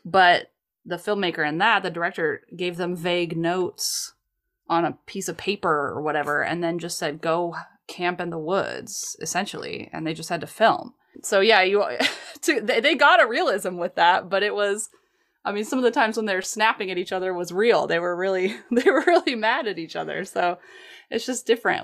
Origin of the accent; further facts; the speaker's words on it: United States; I'm American